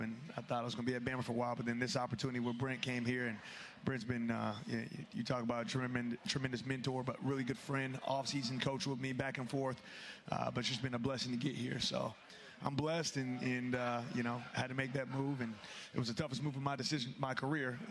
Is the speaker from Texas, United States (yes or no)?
yes; Texas, United States; moved away as an adult; also born or lived in Wisconsin / Georgia / Kansas City / Philadelphia; growing up in Texas